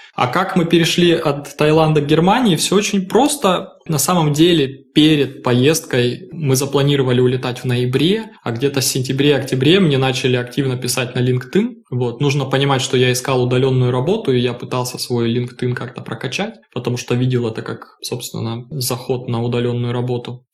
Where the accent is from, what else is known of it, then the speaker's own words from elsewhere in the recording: Krasnoyarsk, Krasnoyarsk Krai, Russia; moved away as an adult; now in Hamburg, Germany; я из Красноярска, коренной угу. красноярец, можно сказать.